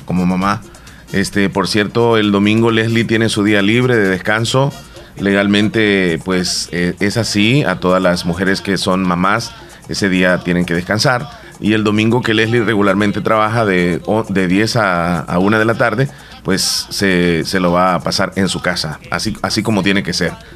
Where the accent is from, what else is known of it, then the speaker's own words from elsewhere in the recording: El Salvador; nosotros como buenos salvadoreños